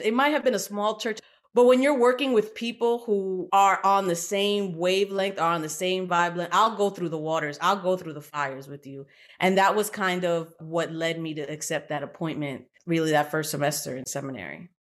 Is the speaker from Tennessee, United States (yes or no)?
no; New York City, New York, United States; also born or lived in Puerto Rico / South Bronx, New York; I was born in Puerto Rico, but we moved to Brooklyn, and so I kinda grew up in what we call Old Brooklyn